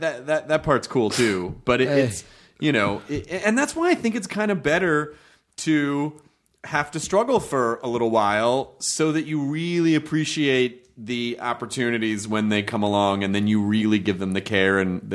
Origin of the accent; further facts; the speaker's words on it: Memphis, Tennessee, United States; I grew up in Memphis.